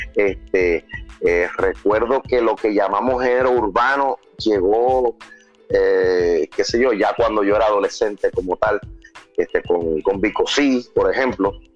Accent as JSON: {"language": "Spanish", "town": "Carolina", "country": "Puerto Rico", "tie": "born or raised there", "also_born_or_lived": "Dominican Republic / Fajardo, Puerto Rico", "said": "desde muy niño, donde, qué sé yo, ocho años quizás, ya vine a vivir a Puerto Rico, precisamente a Carolina, entre Carolina y San Juan, que es donde me he criado"}